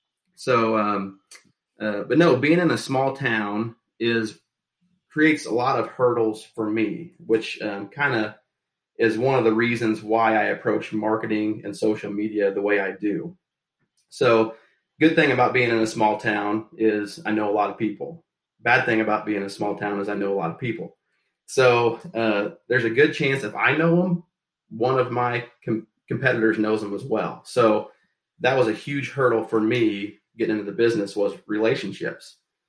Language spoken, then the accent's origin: English; Shelbyville, Illinois, United States; I was born and raised here in Shelbyville, and it's a small town. Just to give you and the listeners a gauge of how small it is, we're just under 5,000 people in our town here, in a county of about 22,000 people.